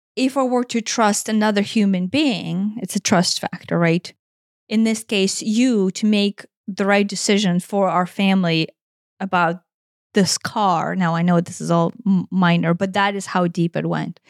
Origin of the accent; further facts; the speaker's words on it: Ukraine; moved away; growing up in Ukraine